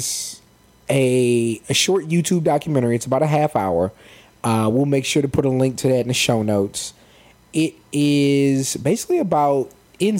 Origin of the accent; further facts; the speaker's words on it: San Antonio, Texas, United States; we grew up in San Antonio, Texas